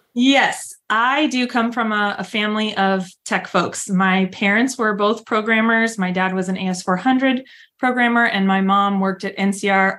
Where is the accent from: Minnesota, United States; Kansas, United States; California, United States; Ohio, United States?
California, United States; San Diego; now in Fort Worth, United States; I grew up in San Diego